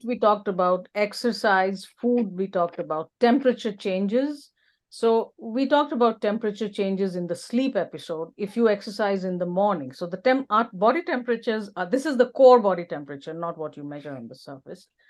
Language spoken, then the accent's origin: English; India; now in Alberta, Canada; I'm originally from India, which is a tropical country.